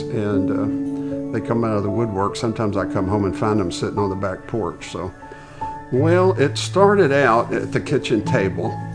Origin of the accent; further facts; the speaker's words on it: Nashville, Tennessee, United States; moved away; I grew up in, uh, Nashville, Tennessee, and moved here in nineteen sixty-eight